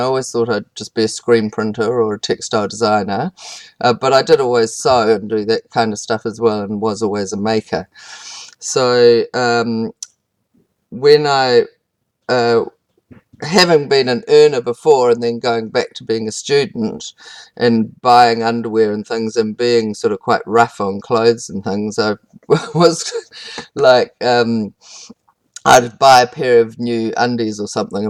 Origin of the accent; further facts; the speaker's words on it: South Wairarapa, Wellington, New Zealand; I grew up in the South Wairarapa on a sheep farm.